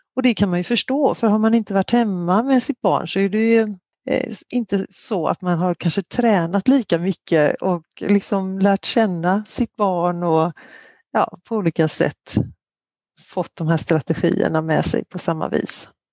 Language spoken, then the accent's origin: Swedish; Sweden; som svensk